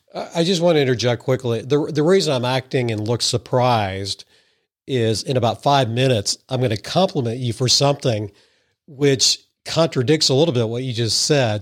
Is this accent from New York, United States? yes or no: no; Madison, Missouri, United States; I grew up in Madison, Missouri, so I'm a, what I consider a sophisticated hick